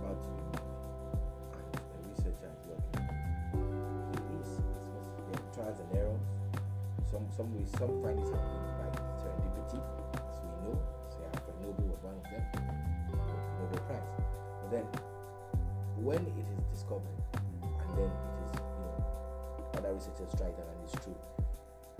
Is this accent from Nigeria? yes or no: yes; Nigeria; first language Igbo; English is a second language; moved away as an adult; also born or lived in Ghana; now in Aberdeen, United Kingdom; I'm a Nigerian too